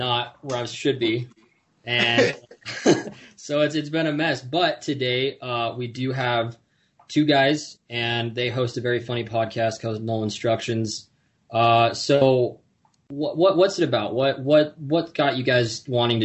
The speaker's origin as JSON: {"language": "English", "town": "Salt Lake City", "region": "Utah", "country": "United States", "also_born_or_lived": "San Ramon / Pleasanton", "said": "I'm originally from Salt Lake, and so is Sean."}